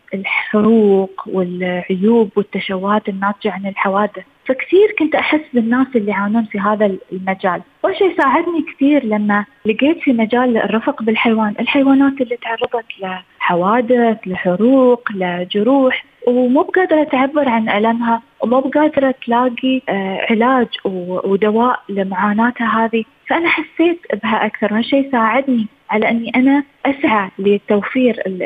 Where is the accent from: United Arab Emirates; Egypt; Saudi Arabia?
United Arab Emirates; أنا كإنسانة إماراتية